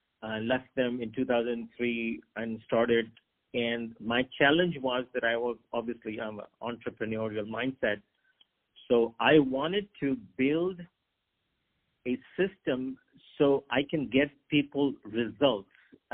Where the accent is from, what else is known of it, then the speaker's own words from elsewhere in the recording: Pakistan; also born or lived in Hong Kong / China / Japan; I grew up, I wanted to be a doctor, and I'm from Pakistan. So Pakistan has a lot of doctors, as you may know. But I lived overseas. My dad was a banker, so we lived in Hong Kong and China and Japan.